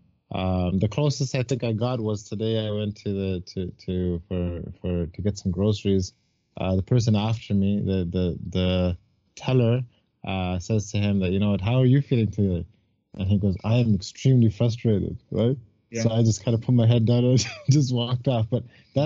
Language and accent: English; Burlington, Ontario, Canada; I'm from Burlington